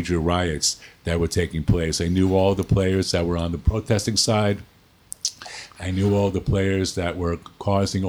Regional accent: New York City, New York, United States; moved away as an adult; also born or lived in Connecticut; now in Los Angeles, United States; I was born in New York City in 1947, and I was a New York boy for many years, and then moved out to the suburbs

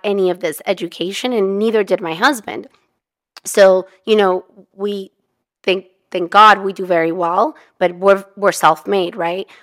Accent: Mexico; also born or lived in California; now in United States; we're immigrants, I'm from Mexico

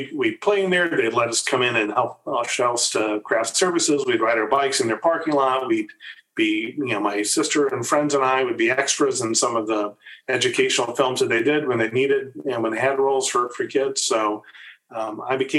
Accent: Lawrence, Kansas, United States; moved away as an adult; also born or lived in Los Angeles, California / Virginia; My dad, in addition to being a clarinetist, taught music at the University of Kansas

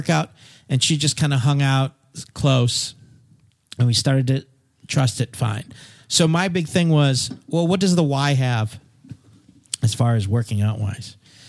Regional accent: Fiji; You're being so determined. I grew up in Fiji.

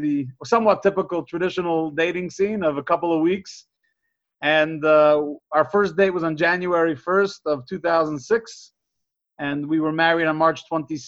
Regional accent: Brooklyn, New York, United States; I grew up in Crown Heights in Brooklyn, one of five children to my parents.

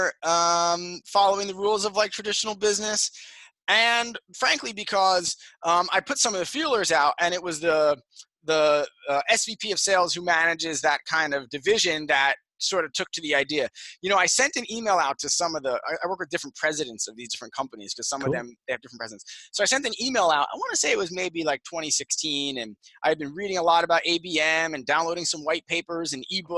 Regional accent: Jersey Shore, New Jersey, United States; I grew up in New Jersey, on the Jersey Shore

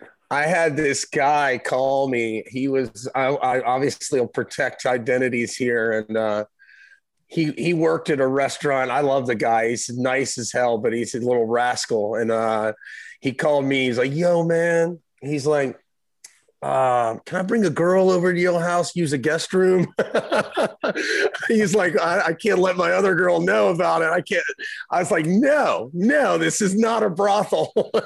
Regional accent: Hilton Head Island, South Carolina, United States; now in Isle of Palms, United States; I grew up in Hilton Head Island, South Carolina

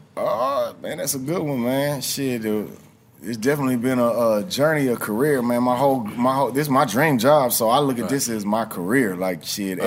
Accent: Houston, Texas, United States; growing up in Houston

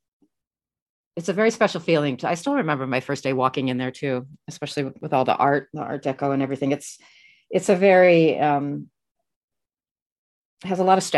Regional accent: Australia; also born or lived in Detroit; now in New York, United States; I grew up in Australia

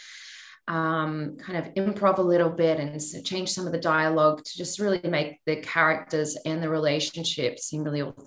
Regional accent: Australia; now in Los Angeles, United States; growing up in Australia

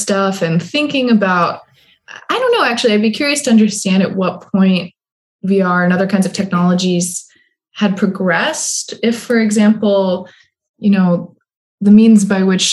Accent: Midwest, United States; moved away as an adult; also born or lived in East Coast; I'm also just from the Midwest, where we actually wait till people stop talking in order to start talking, which especially when I first moved out to the East Coast, really was a challenge.

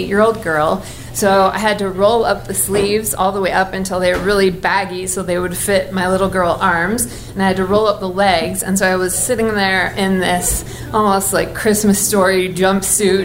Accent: Oregon, United States; I grew up in Oregon, so I was one of the only Mormon kids in my school

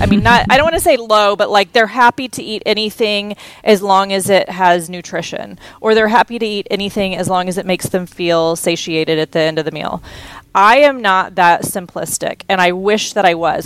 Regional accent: Houston, Texas, United States; I grew up in Texas

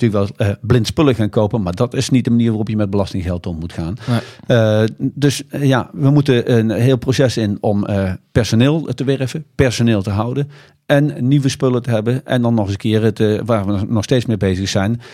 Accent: Netherlands; wij als Nederlanders

